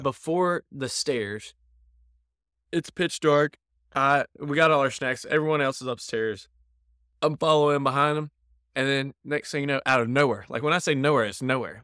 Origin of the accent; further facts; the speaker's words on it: North Carolina, United States; now in New York, United States; we're from North Carolina.